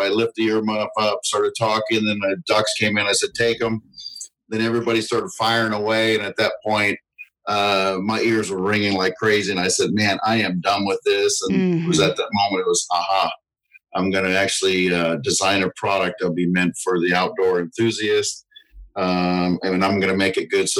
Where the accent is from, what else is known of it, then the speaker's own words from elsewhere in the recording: Southern California, United States; also born or lived in the South (US); now in US South; I grew up originally in Southern California, but I've been in the South 28 years now